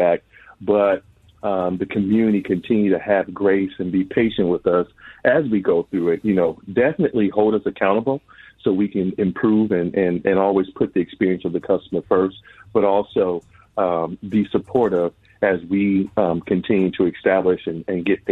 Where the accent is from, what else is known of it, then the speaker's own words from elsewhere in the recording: Minneapolis–Saint Paul, Minnesota, United States; I grew up here in the Twin Cities